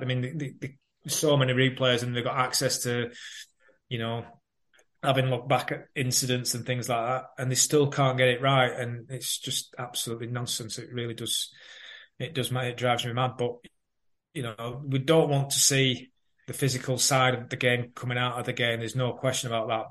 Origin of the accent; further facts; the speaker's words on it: Burnley, North West England, United Kingdom; moved away; also born or lived in Manchester / Reading; my hometown Burnley